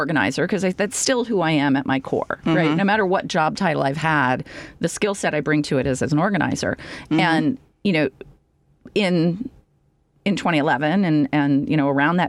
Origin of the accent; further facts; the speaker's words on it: the South, United States; I grew up in the South